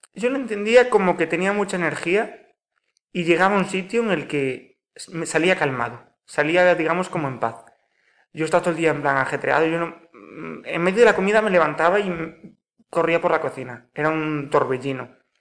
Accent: Pontevedra, Galicia, Spain; also born or lived in Marín; Nacido aquí en Pontevedra

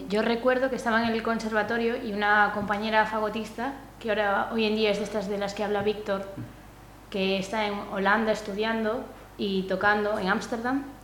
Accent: Pontevedra, Galicia, Spain; yo soy de aquí de Pontevedra

